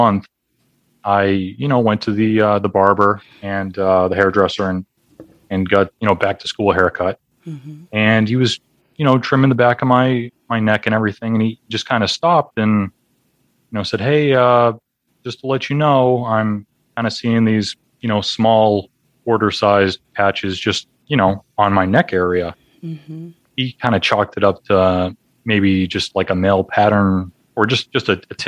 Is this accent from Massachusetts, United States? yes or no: yes; Boston, Massachusetts, United States; I'm from the Boston area.